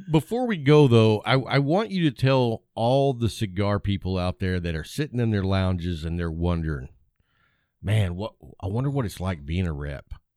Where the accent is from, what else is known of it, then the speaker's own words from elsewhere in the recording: West Texas, United States; I grew up in West Texas